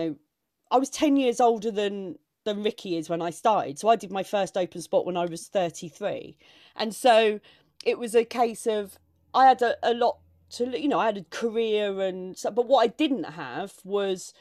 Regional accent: Maidstone, South East England, United Kingdom; I grew up in Maidstone in Kent

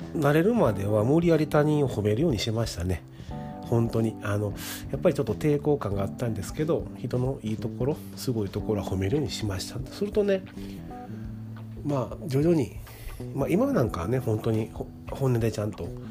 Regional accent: Kansai, Japan; accent: Kansai dialect; あの私関西の人間なんですけど

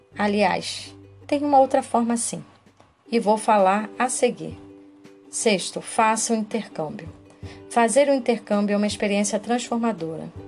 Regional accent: Brazil; para nós brasileiros

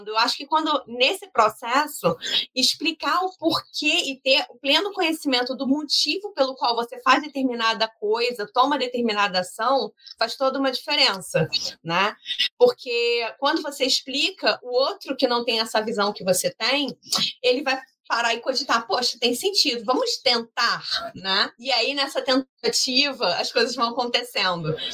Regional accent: Rio de Janeiro, Brazil; Então, assim, é, eu sou do Rio de Janeiro, eu sou aluna do curso de gestão de startups

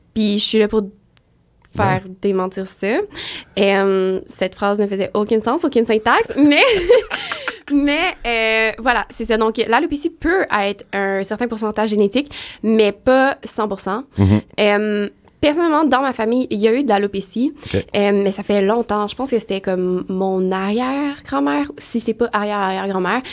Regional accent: Trois-Rivières, Quebec, Canada; moved away as an adult; now in Montreal, Canada; je Viens de Trois-Rivières

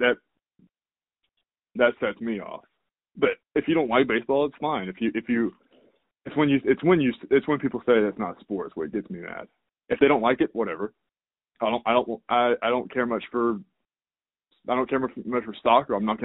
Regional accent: the South, United States; growing up in the South

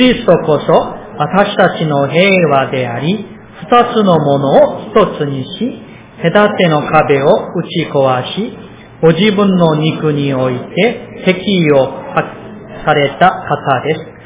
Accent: South Korea; now in Japan; 私、韓国人として

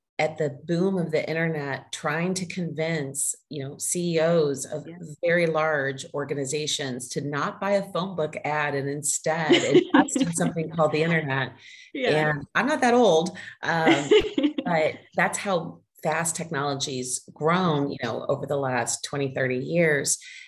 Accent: Southern United States, United States; accent: Southern; I worked with a voice coach to help reduce my Southern accent at the time.

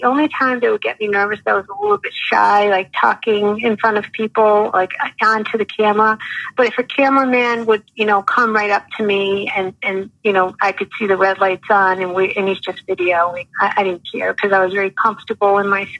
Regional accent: Rhode Island, United States; accent: heavy Rhode Island; I had such a heavy Rhode Island accent

